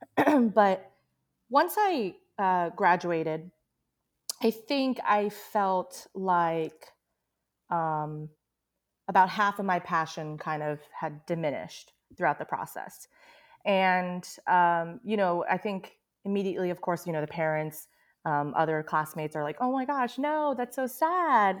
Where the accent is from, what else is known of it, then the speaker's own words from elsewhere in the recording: United States; I grew up in America and I learned English